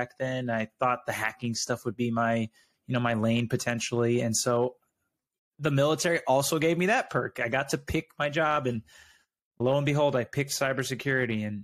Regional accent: Arizona, United States; moved away as an adult; also born or lived in Texas; I'm originally from Arizona and went to college in Arizona

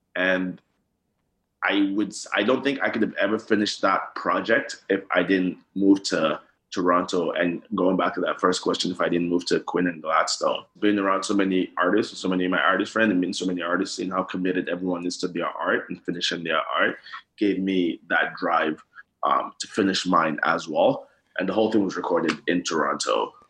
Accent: Nigeria; growing up in Nigeria

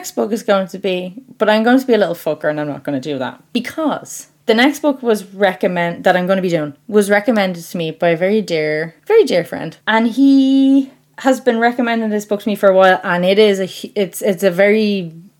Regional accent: Ireland; because I'm Irish

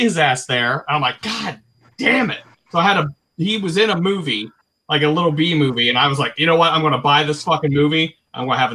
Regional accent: Ohio, United States; I'm from Ohio

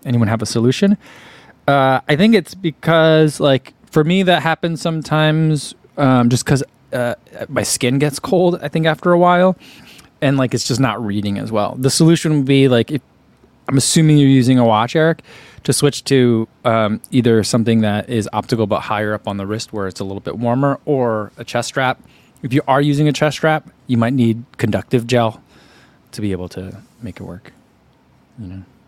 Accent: New Jersey, United States; I'm from New Jersey.

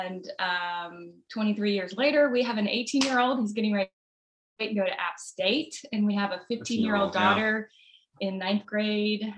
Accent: South Carolina, United States; now in Charlotte, United States; I'm from South Carolina.

